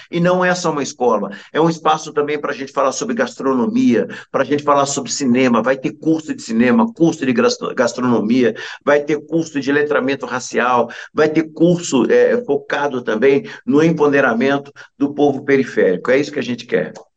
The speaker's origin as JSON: {"language": "Portuguese", "region": "São Paulo", "country": "Brazil", "tie": "born or raised there", "said": "Eu nasci numa região em São Paulo chamada Buraco do Sapo. Eu fui criado naquele lugar chamado Buraco do Sapo"}